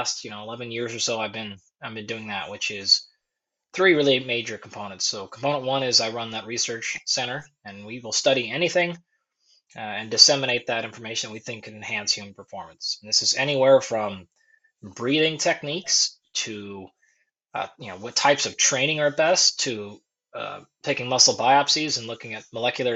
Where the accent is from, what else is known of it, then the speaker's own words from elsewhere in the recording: Pacific Northwest, United States; moved away as an adult; also born or lived in Tempe, Arizona / Fullerton, California; I was born in the Pacific Northwest, so in a pretty small community, farming and logging, things like that.